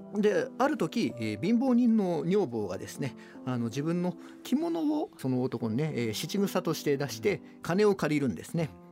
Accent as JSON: {"language": "Japanese", "town": "Iida", "region": "Nagano", "country": "Japan", "tie": "born or raised there", "said": "地元長野"}